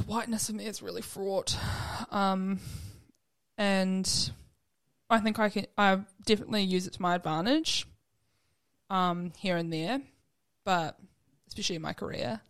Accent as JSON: {"language": "English", "town": "Invercargill", "region": "Southland", "country": "New Zealand", "tie": "born or raised there", "said": "a lot of time growing up in Invercargill"}